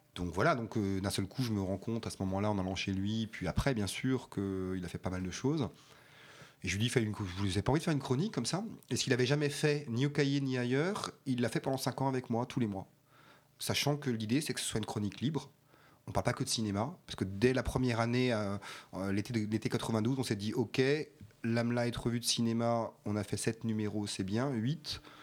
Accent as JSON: {"language": "French", "town": "Colmar", "region": "Grand Est", "country": "France", "tie": "born or raised there", "also_born_or_lived": "Strasbourg", "said": "je suis né à Colmar et que euh, je suis arrivé à Strasbourg à 16 ans"}